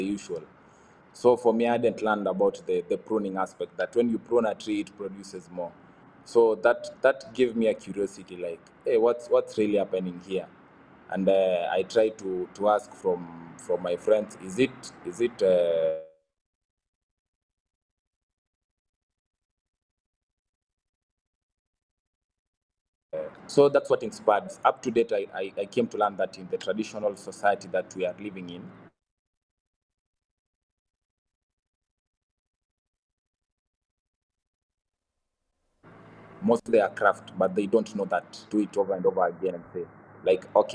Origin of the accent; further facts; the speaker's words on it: Bomet, Bomet County, Kenya; I grew up in Bomet